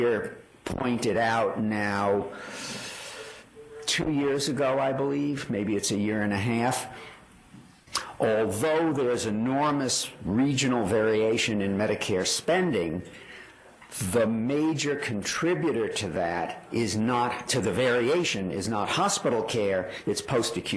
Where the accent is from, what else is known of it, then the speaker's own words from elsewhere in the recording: New York, United States; I grew up in New York